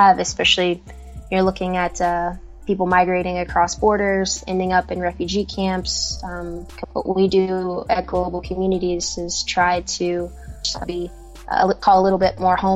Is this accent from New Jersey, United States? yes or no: no; Kentucky, United States; moved away as an adult; now in Ghana; I currently live in Ghana in West Africa, and I'm from Kentucky in the United States